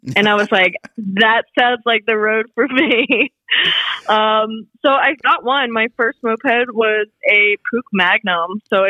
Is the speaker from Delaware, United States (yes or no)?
yes; Wilmington, Delaware, United States; now in Brooklyn, New York, United States; So originally, I am from Wilmington, Delaware. Represent small little state. Not much going on there. But I currently live in Brooklyn, New York, right in Bushwick